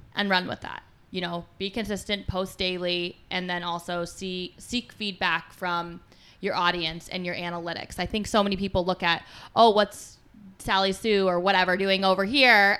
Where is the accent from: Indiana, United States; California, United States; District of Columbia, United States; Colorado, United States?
Colorado, United States; moved away as an adult; also born or lived in Philadelphia, Pennsylvania / Kalamazoo, Michigan; I grew up in Colorado.